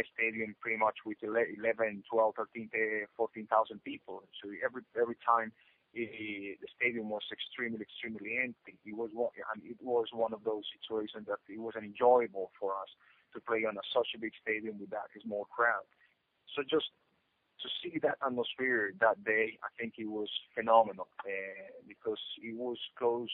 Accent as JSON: {"language": "English", "country": "Colombia", "moved": "as an adult", "said": "I came back, you know, for holidays back home, meaning Colombia"}